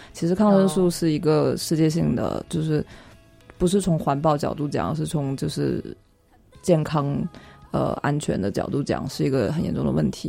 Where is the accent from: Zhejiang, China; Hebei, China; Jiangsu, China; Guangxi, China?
Guangxi, China; now in Beijing, China; 我老家广西